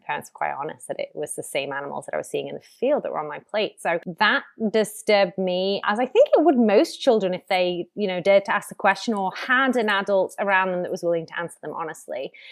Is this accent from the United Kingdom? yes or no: yes; Ormskirk, North West England, United Kingdom; I grew up in Lancashire on the edge of Merseyside. So, the closest big city is Liverpool, about 30 minutes away. But yeah, in a, in a, in a small market village called Ormskirk